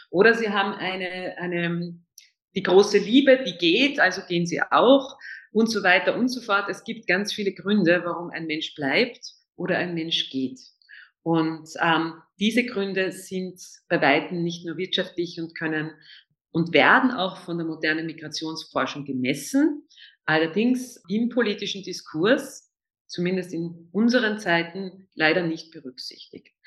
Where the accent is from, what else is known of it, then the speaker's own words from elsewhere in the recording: Vienna, Austria; Also ähm, als Österreicherin, besonders als Wienerin, ist man äh, tatsächlich mit sehr vielen, sehr positiven Vorurteilen konfrontiert